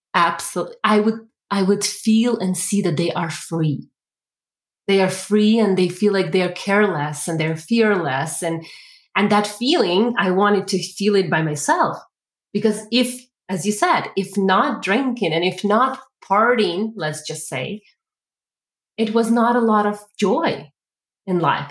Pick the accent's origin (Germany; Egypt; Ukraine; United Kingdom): Ukraine; now in Calgary, Canada; originally, I am from Ukraine. So I actually was raised and born in the one of the most socialist communities in the world.